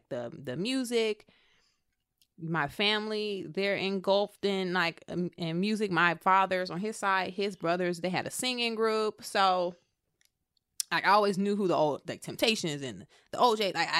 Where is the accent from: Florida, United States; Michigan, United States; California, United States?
Michigan, United States; Flint; moved away as an adult; I grew up in Flint. And Flint in Michigan